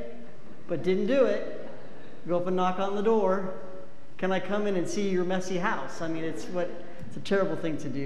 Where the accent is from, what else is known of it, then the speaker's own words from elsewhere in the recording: Cheyenne, Wyoming, United States; moved away; also born or lived in Laramie, Wyoming; I was raised in Laramie and Cheyenne, Wyoming.